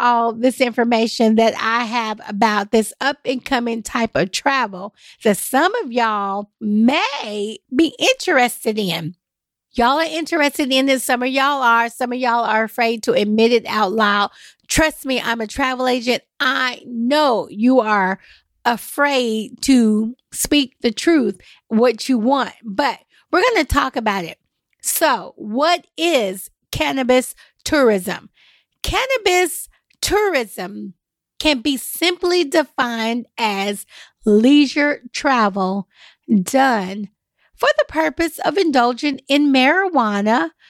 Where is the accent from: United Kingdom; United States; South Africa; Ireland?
United States; the Bible Belt; now in Nashville, United States; Y'all, I'm from the Bible Belt. I'm here in Nashville, Tennessee, but this is where we're at.